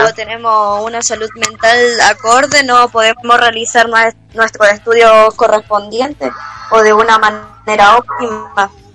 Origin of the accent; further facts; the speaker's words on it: Chile; en nuestra realidad como chilenos